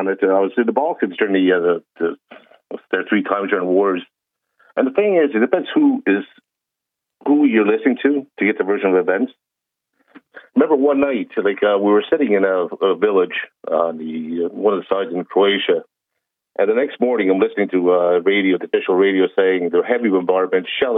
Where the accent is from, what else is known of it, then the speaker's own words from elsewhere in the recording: Canada; I'm from Canada